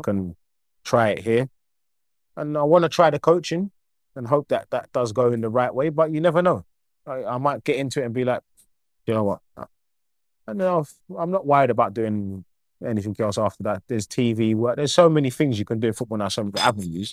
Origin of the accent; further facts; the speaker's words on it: Croydon, London, United Kingdom; moved away as an adult; now in Cyprus; I'm a local boy, I'm from Croydon.